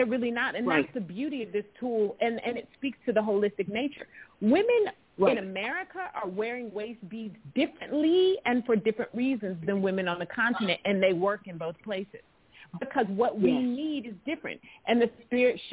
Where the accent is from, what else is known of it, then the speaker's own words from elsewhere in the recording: Pasadena, California, United States; I'm from the hood. I'm from Pasadena. I'm from the neighborhood